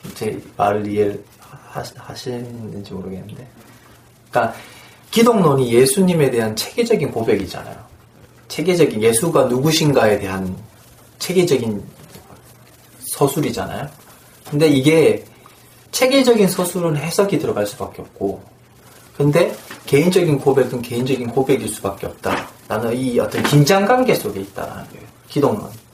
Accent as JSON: {"language": "Korean", "region": "Daegu", "country": "South Korea", "said": "제가 대구 사람이니까"}